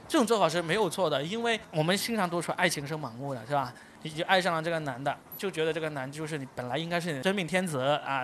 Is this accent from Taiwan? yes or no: no; Guangdong, China; 我是广东的